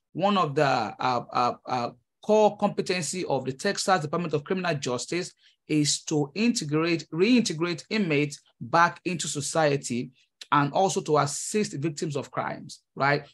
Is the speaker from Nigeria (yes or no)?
yes; Nigeria; moved away as an adult; now in United States; I am a Nigerian immigrant. Uh, I came to the United States, uh, early twenty fifteen